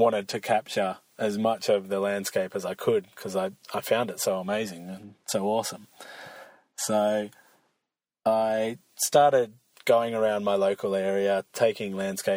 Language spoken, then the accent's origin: English; Australia; I'm from Australia, so big lakes and snowy mountains, we do have them, but they're pretty rare over here